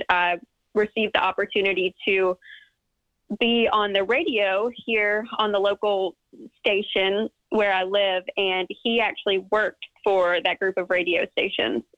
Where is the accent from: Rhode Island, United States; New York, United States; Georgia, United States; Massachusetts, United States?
Georgia, United States; West; I'm from Georgia, uh, West Georgia, about 45 minutes west of Atlanta. And I've lived in the same town all my life